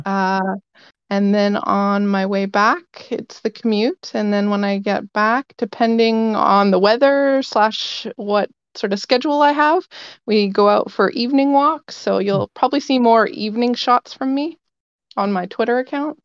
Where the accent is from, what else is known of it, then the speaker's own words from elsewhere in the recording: Vancouver, British Columbia, Canada; I am from Vancouver